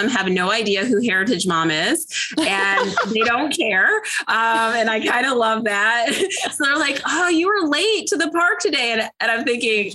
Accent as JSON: {"language": "English", "region": "Illinois", "country": "United States", "tie": "born or raised there", "moved": "yes", "lives_now": "Atlanta, United States", "said": "I live outside of Atlanta, Georgia. I'm originally from Illinois"}